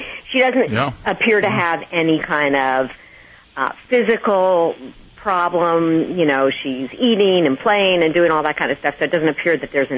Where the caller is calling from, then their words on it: Palos Verdes, California, United States; Palos Verdes.